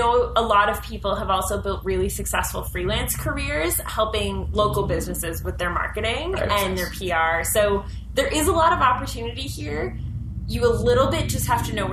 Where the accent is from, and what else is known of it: Ottawa, Ontario, Canada; born or raised there